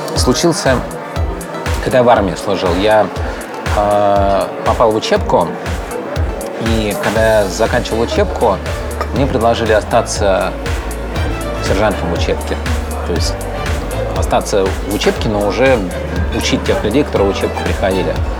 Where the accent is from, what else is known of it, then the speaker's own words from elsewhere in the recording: Odesa, Odesa Oblast, Ukraine; moved away; я сам одессит